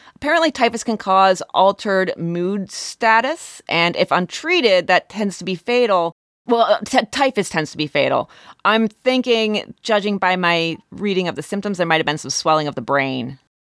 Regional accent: Warren County, Pennsylvania, United States; now in southwestern Pennsylvania, United States; Warren County, where I'm from in Pennsylvania

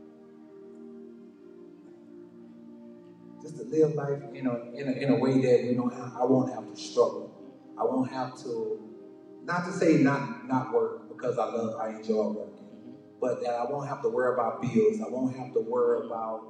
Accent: Lake Charles, Louisiana, United States; I'm from Lake Charles, Louisiana

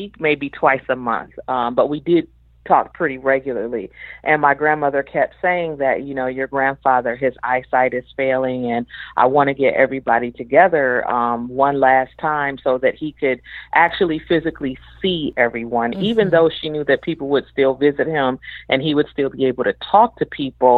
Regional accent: Kalamazoo, Michigan, United States; also born or lived in Benton Harbor, Michigan; So I was born in Benton Harbor, raised in Kalamazoo, grew up in southwestern Michigan.

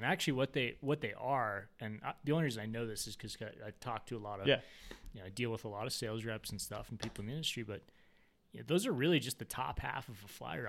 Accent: Colorado Springs, Colorado, United States; I grew up in Colorado Springs, and so urban environment.

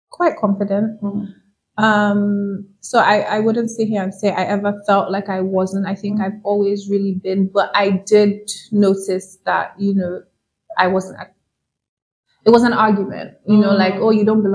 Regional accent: New York, United States; Well, my parents are from Nigeria, but I'm from New York.

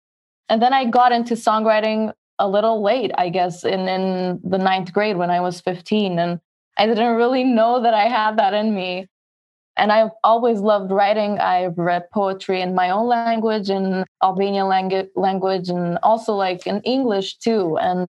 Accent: Queens, New York, United States; Since I was born in New York, I lived my life, I mean, not most of my life, but I've lived in Queens

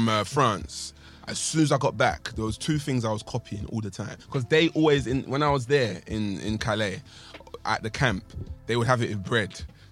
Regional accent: London, United Kingdom; I'm from East London

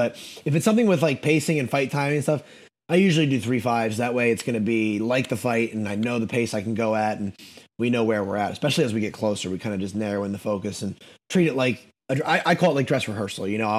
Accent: the North, United States; now in North Carolina, United States; moving to North Carolina, I've honestly started to like country a little bit, which is crazy because I'm from the North

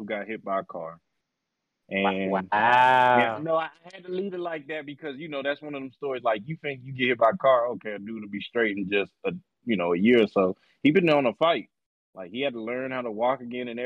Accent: Boston, Massachusetts, United States; moved away; You all know I'm not from the South. I'm from Boston.

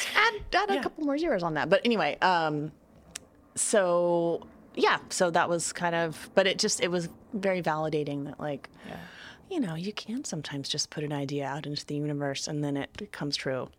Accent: Texas, United States; I'm from Texas

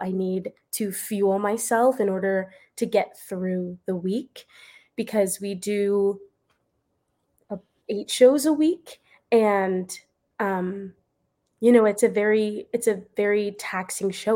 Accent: Florida, United States; moved away as an adult; also born or lived in Pennsylvania; I'm from Florida

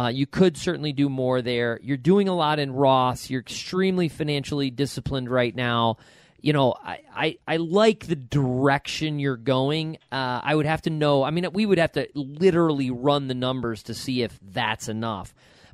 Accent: Rochester, New York, United States; moved away; from Rochester, New York

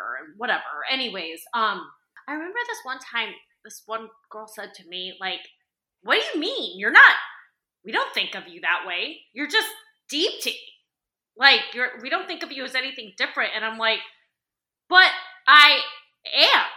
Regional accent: United States; I did grow up in this like very small white town

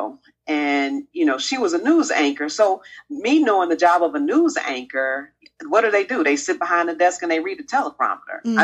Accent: Chicago, Illinois, United States; I grew up on the South Side of Chicago

